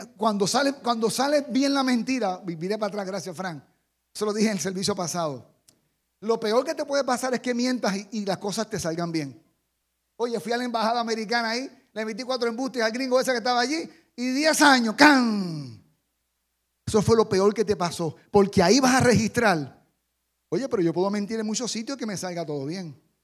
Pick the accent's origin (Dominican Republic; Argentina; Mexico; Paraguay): Dominican Republic; Jarabacoa, La Vega; también soy de, de este país. Y también soy de Jarabacoa